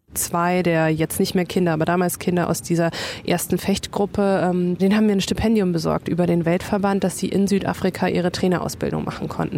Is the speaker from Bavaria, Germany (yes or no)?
yes; Bayreuth, Bavaria, Germany; ich bin halt in Bayreuth groß geworden